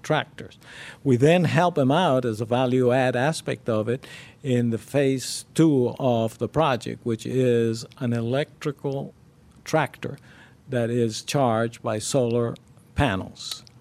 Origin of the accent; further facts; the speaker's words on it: Cuba; moved away; also born or lived in Miami; I was born and raised in Cuba, and so was my wife